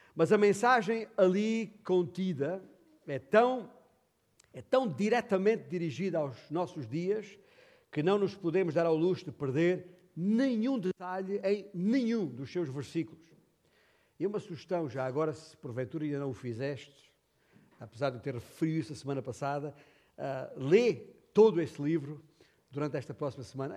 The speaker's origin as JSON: {"language": "Portuguese", "town": "Beja", "region": "Alentejo", "country": "Portugal", "tie": "born or raised there", "said": "nascido e criado em, em Beja"}